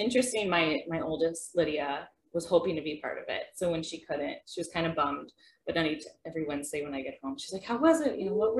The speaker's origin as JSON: {"language": "English", "town": "Horace", "region": "North Dakota", "country": "United States", "said": "I'm from Horace, my mother of two daughters."}